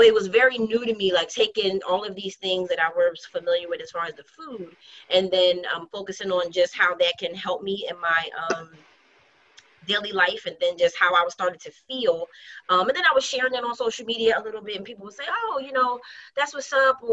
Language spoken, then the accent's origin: English; Philadelphia, Pennsylvania, United States; West Philly born and bred, Southwest I represent as well